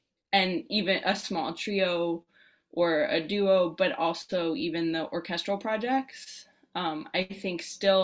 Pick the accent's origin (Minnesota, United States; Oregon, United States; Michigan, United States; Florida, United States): Oregon, United States; Southern; moved away as an adult; also born or lived in Vancouver, Canada; I grew up in Southern Oregon